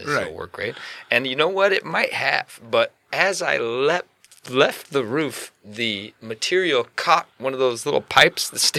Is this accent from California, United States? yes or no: yes; Pasadena, California, United States; I grew up in Los Angeles proper